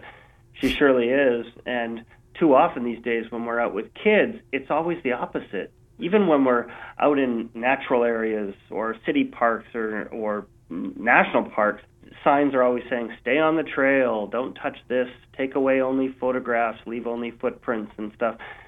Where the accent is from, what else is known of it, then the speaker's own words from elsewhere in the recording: Vancouver, British Columbia, Canada; my hometown here of Vancouver, BC